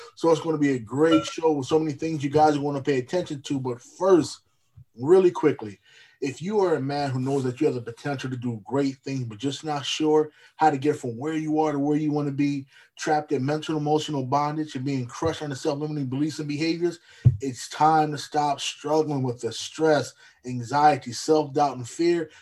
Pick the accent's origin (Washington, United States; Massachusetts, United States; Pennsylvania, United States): Pennsylvania, United States; Lancaster; moved away; I'm from Pennsylvania originally, Lancaster